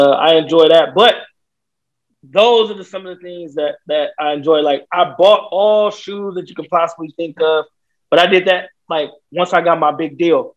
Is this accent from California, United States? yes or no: yes; Vallejo, California, United States; I grew up in Vallejo, California